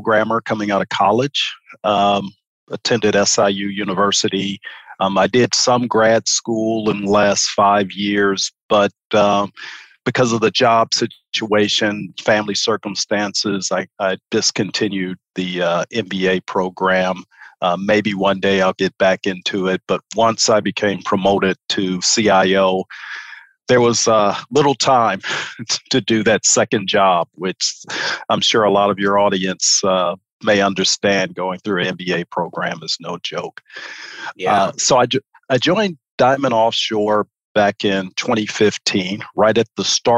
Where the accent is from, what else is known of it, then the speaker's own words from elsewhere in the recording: Chicago, Illinois, United States; moved away as an adult; also born or lived in New Orleans; now in Houston, United States; I'm originally from Chicago. I grew up, I'm a native.